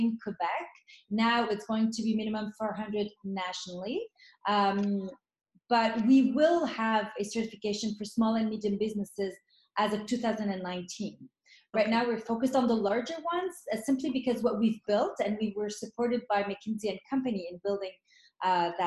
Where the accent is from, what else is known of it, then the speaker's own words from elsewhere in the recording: Lebanon; moved away; born in Lebanon. I grew up through the war